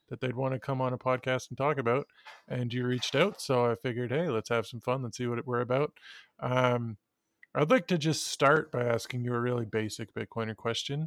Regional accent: Ottawa, Ontario, Canada; I grew up in Ottawa

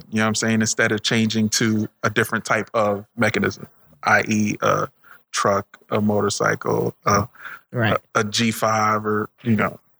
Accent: Jamaica; I'm from Jamaica.

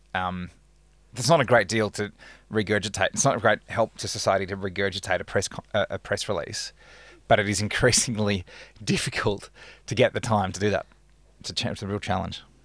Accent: Perth, Western Australia, Australia; now in Melbourne, Australia; I grew up in Perth

